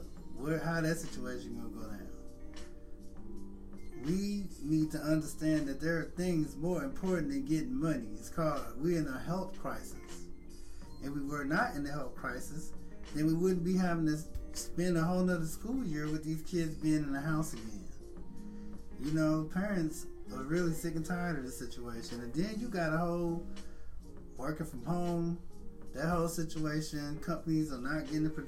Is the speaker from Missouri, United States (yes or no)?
yes; St. Louis, Missouri, United States; born and raised in St. Louis